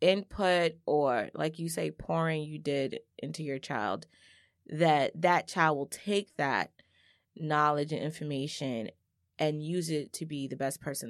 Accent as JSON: {"language": "English", "town": "Brooklyn", "region": "New York", "country": "United States", "said": "I was not raised in the hood. I'm from Brooklyn, but a nice part."}